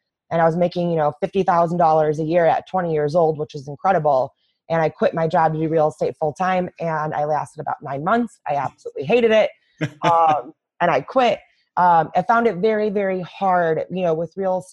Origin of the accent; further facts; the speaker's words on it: just outside of Chicago, Illinois, United States; in my hometown, in the just outside of Chicago